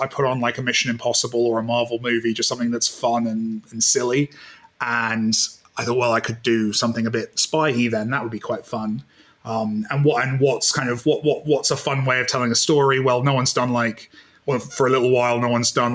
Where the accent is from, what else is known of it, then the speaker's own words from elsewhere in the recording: United Kingdom; I'm British